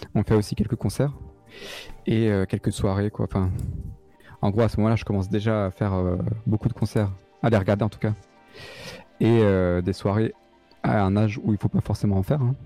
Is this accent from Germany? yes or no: no; Alsatian countryside, Grand Est, France; moved away as an adult; also born or lived in Strasbourg; now in Paris, France; là d'où je viens. Donc c'est dans la campagne alsacienne, tu vois, euh, les petits villages et tout ça